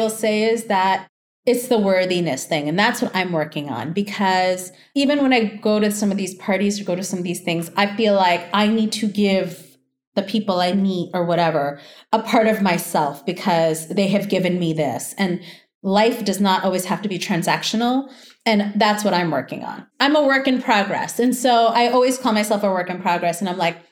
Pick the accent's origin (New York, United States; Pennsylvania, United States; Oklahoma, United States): New York, United States; New York City; also born or lived in Long Island; I grew up in Jackson Heights I took the subway to high school, the subway to junior high school